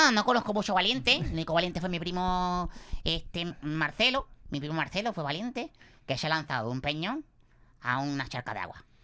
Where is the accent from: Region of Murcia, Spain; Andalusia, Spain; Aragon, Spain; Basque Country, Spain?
Region of Murcia, Spain; Murcia; Yo soy, bueno, que yo soy de Murcia, original de Murcia.